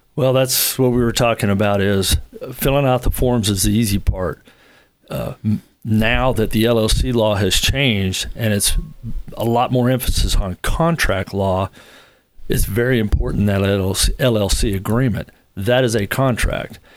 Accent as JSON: {"language": "English", "town": "Long Beach", "region": "California", "country": "United States", "moved": "as an adult", "lives_now": "Huntsville, United States", "said": "originally from Southern California, from Long Beach, and, uh, didn't leave there till I was about thirty"}